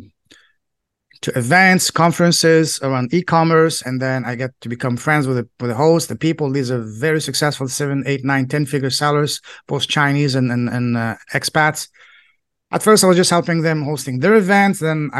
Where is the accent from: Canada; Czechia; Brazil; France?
France; English is a second language; moved away as an adult; I grew up in France, Europe, and most boys in Europe, their dream is to become a professional football player, soccer player.